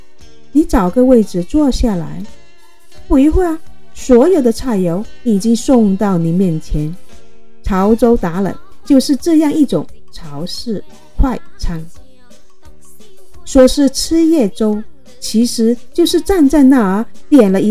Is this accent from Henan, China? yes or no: no; Guangdong, China; 在我们潮汕人看来